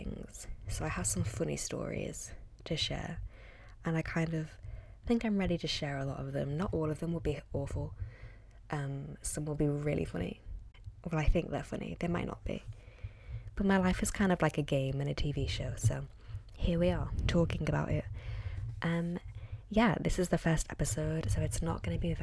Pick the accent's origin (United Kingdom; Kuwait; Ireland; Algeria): United Kingdom; Liverpool, North West England; moved away as an adult; now in London, United Kingdom; I'm from Liverpool originally, well, just outside, and now I live in London